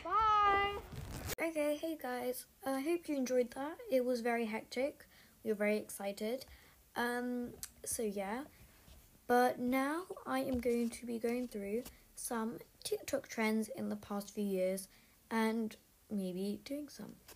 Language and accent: English; United Kingdom; I'm British